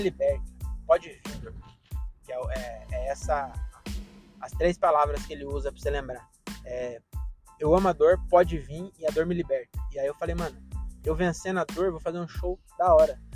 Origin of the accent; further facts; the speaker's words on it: Francisco Morato, São Paulo, Brazil; sou de Morato